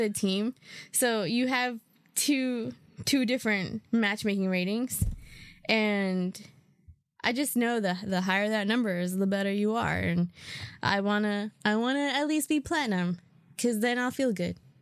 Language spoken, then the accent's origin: English; New York, United States; I'm a New Yorker